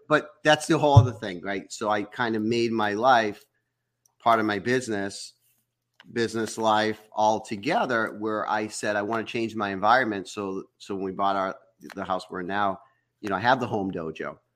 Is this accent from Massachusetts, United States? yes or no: yes; Massachusetts, United States; moved away; I was from Massachusetts